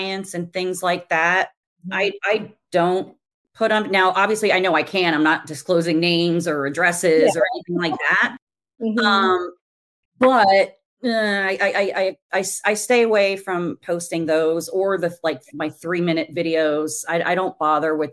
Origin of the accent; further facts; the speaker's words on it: New Jersey, United States; now in Concord, NC, United States; I'm originally from New Jersey